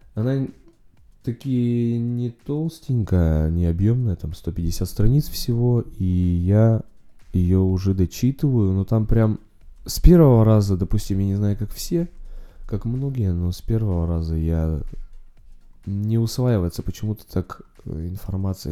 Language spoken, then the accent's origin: Russian; Urals, Russia; moved away as an adult; now in Saint Petersburg, Russia; так как родом с Урала и в Питере относительно недавно живу, пару лет